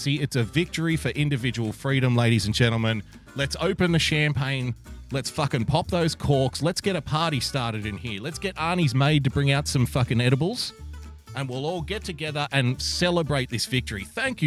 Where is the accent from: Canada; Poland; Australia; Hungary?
Australia; I'm an Australian